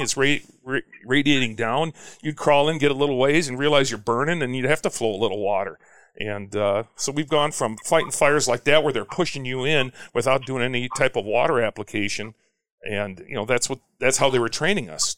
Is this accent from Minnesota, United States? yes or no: yes; St. Louis Park, Minnesota, United States; moved away; also born or lived in Cedar Rapids, Iowa; I grew up in St. Louis Park